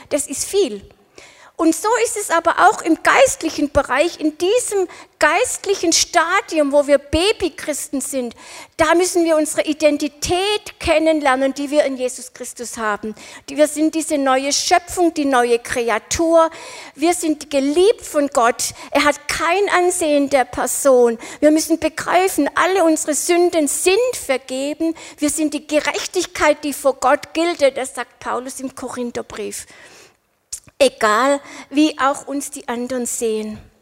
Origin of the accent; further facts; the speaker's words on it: Winnenden, Baden-Württemberg, Germany; ich bin in Winnendenhöfen aufgewachsen